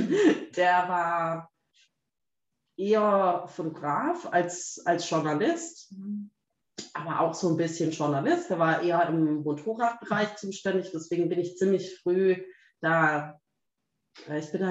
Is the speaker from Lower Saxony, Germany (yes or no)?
no; Baden-Württemberg, Germany; Und ich dachte so, ich als Schwabe, ne? denke mir natürlich, jetzt trenne ich diese Seite da raus.